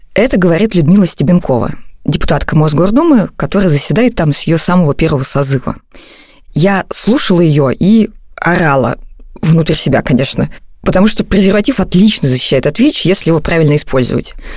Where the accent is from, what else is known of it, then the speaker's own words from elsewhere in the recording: Novosibirsk, Novosibirsk Oblast, Russia; в Новосибирске, это мой родной город